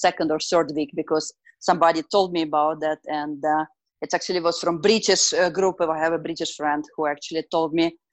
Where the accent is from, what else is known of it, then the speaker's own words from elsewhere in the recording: Moscow Oblast, Russia; moved away as an adult; now in Calgary, Canada; Moscow. I'm from Moscow. I was born and raised till I was 17 under Moscow, 30 kilometers from Moscow